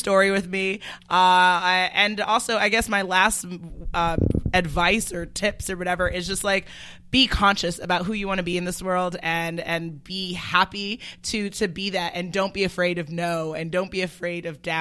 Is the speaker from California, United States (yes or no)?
no; New York City, New York, United States; I'm actually born and raised in Manhattan, Stuyvesant Town